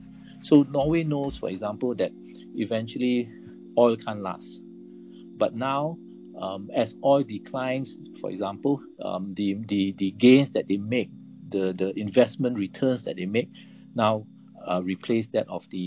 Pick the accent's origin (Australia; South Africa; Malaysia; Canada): Malaysia; I'm Malaysian